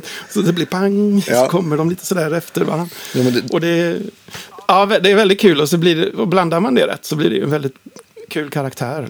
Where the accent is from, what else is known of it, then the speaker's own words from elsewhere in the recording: Uddevalla, Västra Götaland, Sweden; moved away as an adult; now in Gothenburg, Sweden; Sundsandvik där jag växte upp utanför Uddevalla